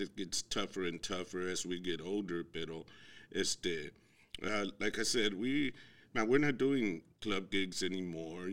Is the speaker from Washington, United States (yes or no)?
no; Houston, Texas, United States; moved away as an adult; Born and raised in Houston